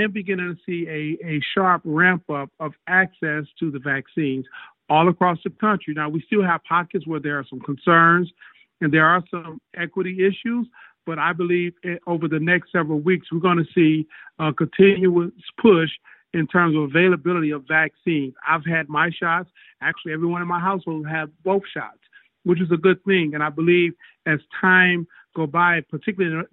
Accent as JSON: {"language": "English", "town": "Detroit", "region": "Michigan", "country": "United States", "tie": "born or raised there", "said": "I grew up in Detroit"}